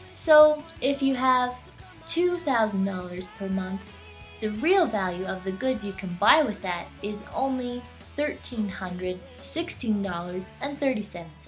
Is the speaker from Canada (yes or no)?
yes; Canada; now in China; after living in China for over six years. I even don't know if I'm more Canadian or Chinese these days.